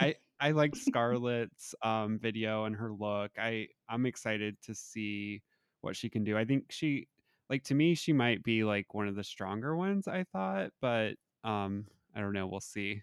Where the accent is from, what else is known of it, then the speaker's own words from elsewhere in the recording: Southern Indiana, United States; I'm from Southern Indiana